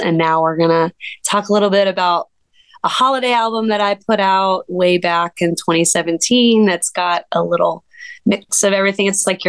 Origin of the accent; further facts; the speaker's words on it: Alaska, United States; now in Asheville, United States; I'm originally from Alaska. And I moved down, it wasn't a straight shot, but I moved down here into Asheville in 2008.